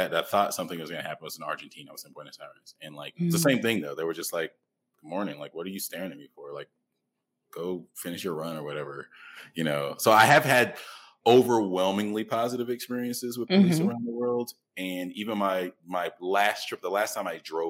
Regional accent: Atlanta, Georgia, United States; moved away as an adult; now in Mexico City, Mexico; I'm from Atlanta

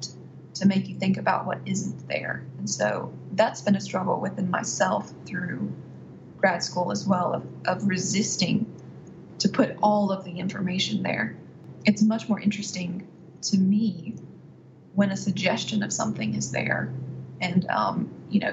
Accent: Athens, Alabama, United States; moved away as an adult; also born or lived in Oxford, Mississippi; now in Mississippi, United States; I was born and raised in Athens, Alabama.

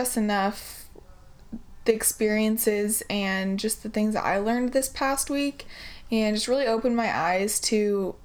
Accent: Portland, United States; moved away as an adult; also born or lived in California; we're all from Portland

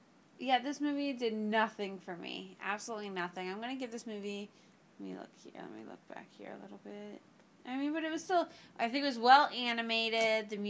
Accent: Miami, Florida, United States; Lord knows I'm from Miami.

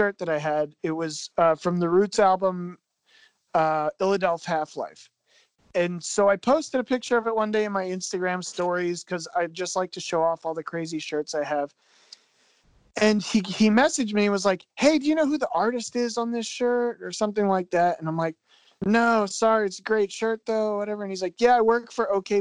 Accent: Philadelphia, Pennsylvania, United States; I'm from Philadelphia

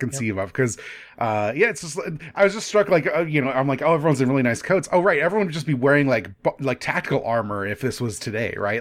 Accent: United States; being an American

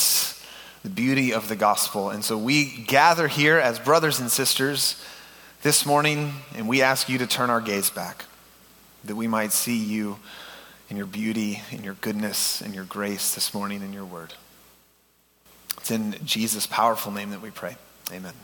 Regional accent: The Woodlands, Texas, United States; also born or lived in Waco, Texas; I have grown up, born and raised in the Houston area. Actually, the Woodlands is my stomping ground.

